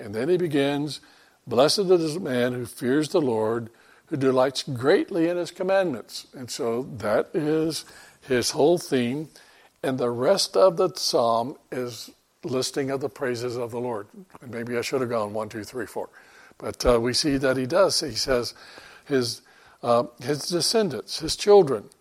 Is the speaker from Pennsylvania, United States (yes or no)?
no; Florida, United States; moved away; we're living down in Florida, growing up in Florida